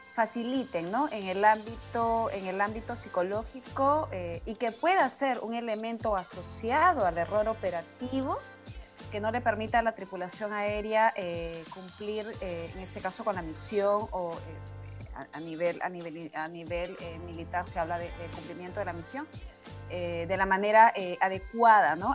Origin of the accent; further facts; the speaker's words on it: Lima, Peru; also born or lived in a province of Peru; yo nací en una provincia de Perú, pero todo el tiempo he, vivido en la capital de Perú, en Lima